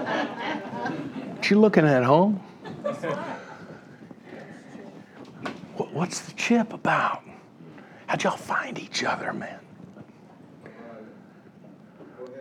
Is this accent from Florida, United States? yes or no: yes; Miami, Florida, United States; now in Atlanta, United States; I grew up in Miami, Florida. I'm living right now in Atlanta